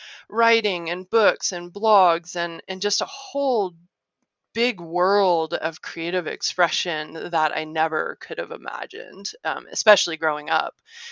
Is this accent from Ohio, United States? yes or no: yes; Ohio, United States; also born or lived in Arkansas / Illinois; So I grew up in Ohio, Arkansas, Illinois.